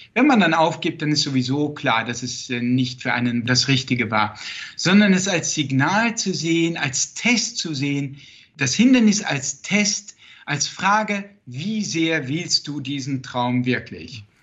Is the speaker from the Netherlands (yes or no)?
yes; Netherlands; born or raised there; first language Dutch; German is a second language; moved away